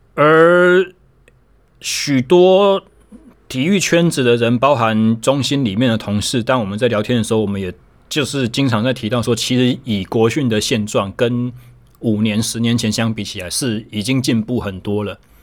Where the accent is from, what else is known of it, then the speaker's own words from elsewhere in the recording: Taichung, Taiwan; 我回到了我的家乡台中